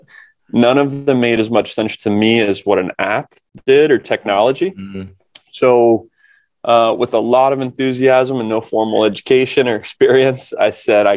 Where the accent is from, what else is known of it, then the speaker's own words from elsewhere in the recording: Kokomo, Indiana, United States; I grew up here in Kokomo, Indiana, not the island, the cornfields.